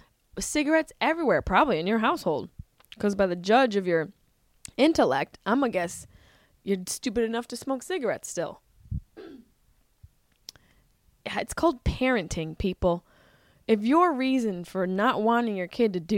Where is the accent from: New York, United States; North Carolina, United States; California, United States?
New York, United States; Syracuse; I grew up in Syracuse, New York